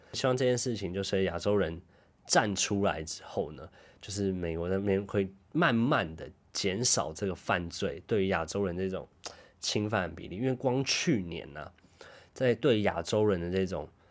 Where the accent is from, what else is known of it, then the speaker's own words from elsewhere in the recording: Taipei, Taiwan; now in Tokyo, Japan; 因为我台北人嘛